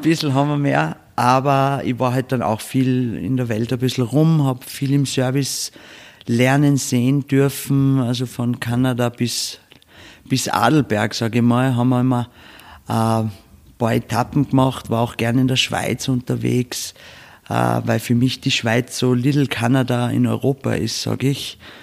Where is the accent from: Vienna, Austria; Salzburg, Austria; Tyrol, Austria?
Salzburg, Austria; Bad Hofgastein; wir sind da aufgewachsen in dem Betrieb